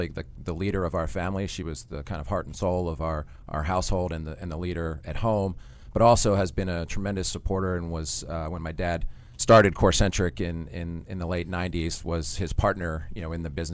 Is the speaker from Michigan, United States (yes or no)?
no; Haddonfield, New Jersey, United States; From Haddonfield, New Jersey, small town just over the bridge from Philadelphia